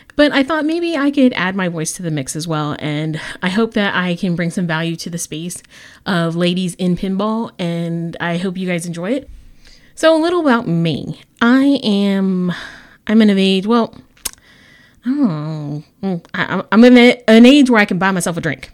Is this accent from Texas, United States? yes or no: yes; San Antonio, Texas, United States; I'm the league coordinator for Bells and Chimes San Antonio, Texas. That is my hometown